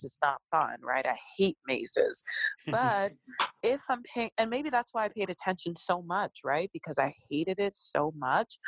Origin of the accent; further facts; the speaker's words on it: Arlington, Virginia, United States; I grew up in Arlington.